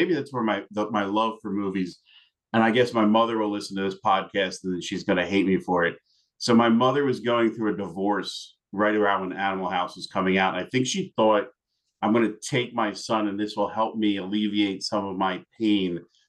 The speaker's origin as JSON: {"language": "English", "region": "Florida", "country": "United States", "tie": "born or raised there", "said": "Unfortunately, growing up in South Florida, I got to play the golf course that Caddyshack was filmed on."}